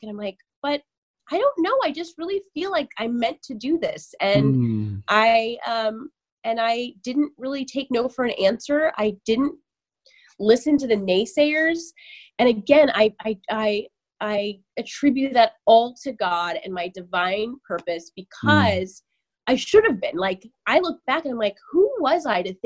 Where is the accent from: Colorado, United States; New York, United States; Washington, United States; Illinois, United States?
Washington, United States; Sunnyside; moved away; I am originally from Eastern Washington State in a really small cow town called Sunnyside